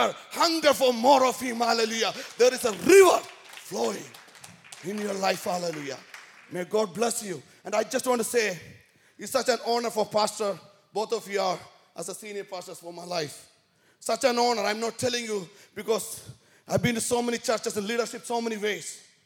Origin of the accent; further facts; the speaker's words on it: San Jose, California, United States; Let me tell about what I'm doing in my streets where I'm from San Jose.